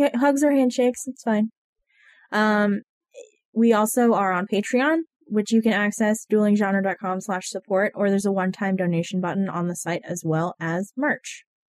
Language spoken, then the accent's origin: English; Maine, United States; I mean, we're from Maine.